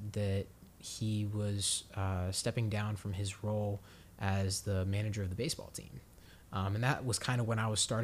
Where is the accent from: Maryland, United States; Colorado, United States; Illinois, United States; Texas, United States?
Maryland, United States; Harford County; not too far from my hometown in Harford County, Maryland